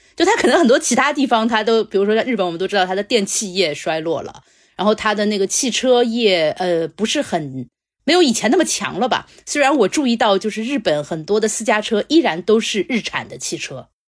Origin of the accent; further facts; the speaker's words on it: Shanghai, China; 我们中国人，或者说上海人